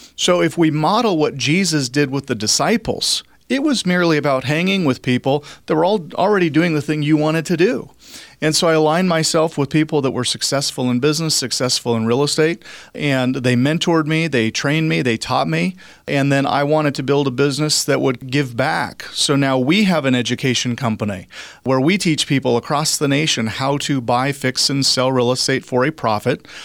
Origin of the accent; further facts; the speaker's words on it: Cheney, Washington, United States; moved away as an adult; also born or lived in Florida; now in Spokane, United States; I grew up out in Cheney, Washington, graduated from Cheney High School